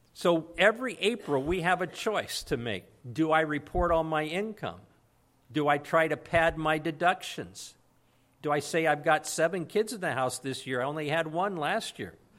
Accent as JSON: {"language": "English", "town": "Santa Maria", "region": "California", "country": "United States", "tie": "born or raised there", "moved": "as an adult", "said": "I grew up in Santa Maria, and I finally brought my family, uh, back to Santa Maria"}